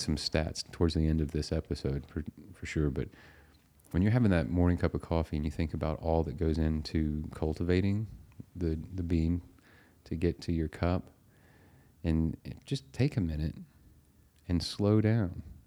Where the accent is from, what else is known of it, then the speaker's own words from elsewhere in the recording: United States; We're two guys from America